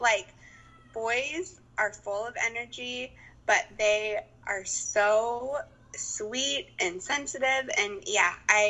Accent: Mukilteo, Washington, United States; also born or lived in Idaho; I actually grew up like 2 minutes from where we live now. The only time I've lived outside of Washington is for school.

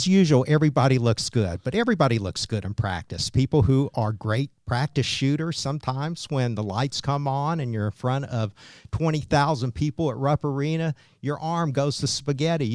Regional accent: Kentucky, United States; I was just a homegrown local kid who loved the Cats

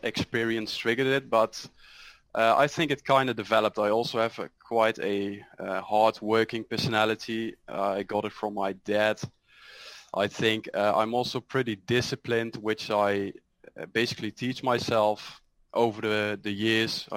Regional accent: Netherlands; I'm from the Netherlands, 24 years old.

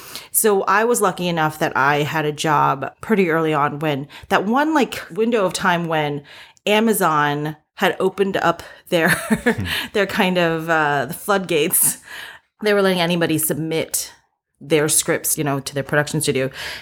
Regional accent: East Coast, United States; also born or lived in South Korea; So long story short, I was born in Korea and I moved to the US when I was 3. And I kind of grew up all up and down the East Coast.

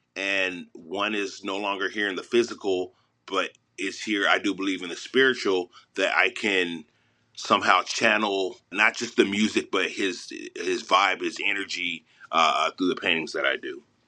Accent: Los Angeles, California, United States; I'm from Mid City, Los Angeles, and I'm a painter

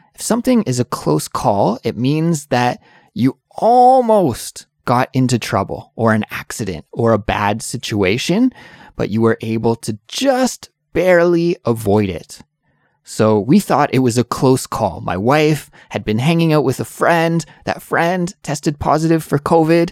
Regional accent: Canada; now in South Korea; I'm an English teacher from Canada, but I'm currently living in South Korea

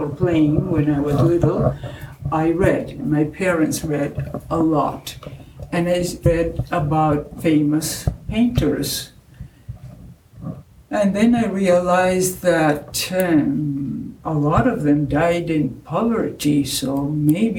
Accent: Argentina; English is a second language; moved away as an adult; also born or lived in Belgium; now in United States; I was only 4 years old when I moved from Belgium to Argentina.

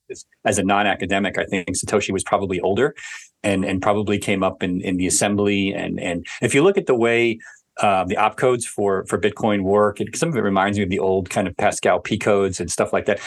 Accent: New York City, New York, United States; growing up in New York City

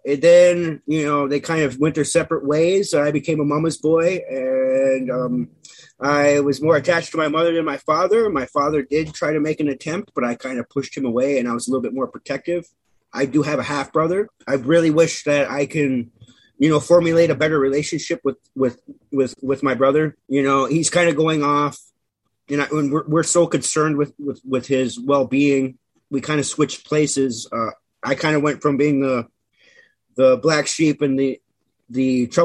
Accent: Menominee Indian Reservation, Wisconsin, United States; I came from the Menominee Indian Reservation. It is probably about northwest, 45 minutes northwest of Green Bay, Wisconsin

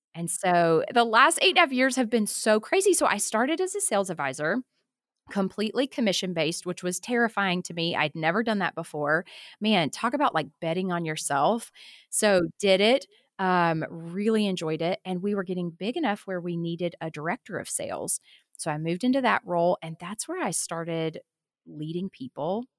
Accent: Tuscaloosa, Alabama, United States; moved away as an adult; also born or lived in Tucson, Arizona; I grew up in Tuscaloosa, Alabama, but I went to college out in Tucson, Arizona

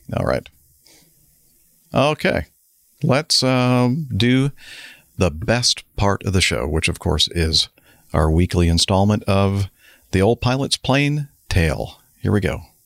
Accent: United States; I'm from America and I'm a cowboy

